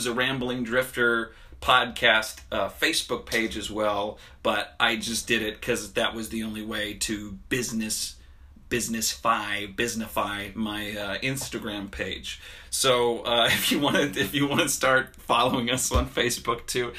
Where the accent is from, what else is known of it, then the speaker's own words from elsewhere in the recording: Harrisburg, Pennsylvania, United States; moved away; going back to my hometown in Pennsylvania, woo-woo, Harrisburg